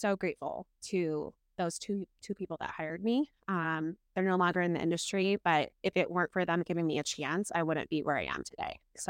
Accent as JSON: {"language": "English", "town": "Kalispell", "region": "Montana", "country": "United States", "tie": "born or raised there", "also_born_or_lived": "North Dakota / Helena, Montana / Las Vegas, Nevada", "said": "I'm a pastor's kid. Was born in North Dakota. When I was 6 months old, moved to Helena, Montana. Stayed there till I was 8."}